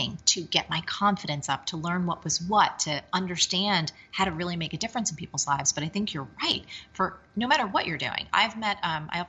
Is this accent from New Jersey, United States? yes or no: yes; New Jersey, United States; I'm from Jersey